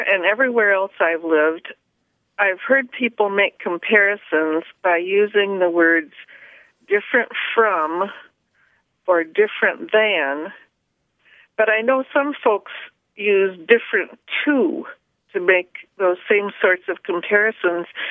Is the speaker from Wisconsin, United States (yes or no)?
no; the Thumb area of Michigan, United States; also born or lived in Traverse City, Michigan; I grew up in the Thumb area of Michigan's Lower Peninsula